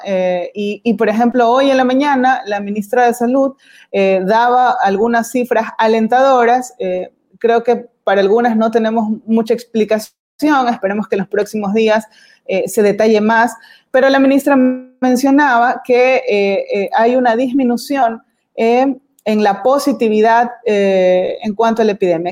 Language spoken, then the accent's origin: Spanish; Guayaquil, Guayas, Ecuador; quienes somos de Guayaquil, quienes tenemos familiares en Guayaquil